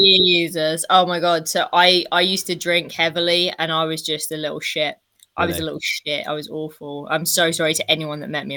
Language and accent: English; Southend-on-Sea, East of England, United Kingdom; I grew up in Southend-on-Sea and it's a very small town, and everyone knows each other.